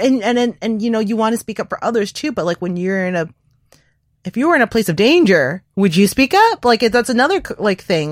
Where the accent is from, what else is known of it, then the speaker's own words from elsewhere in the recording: Canada; I'm not American. I'm, I'm Asian, identify as Asian Canadian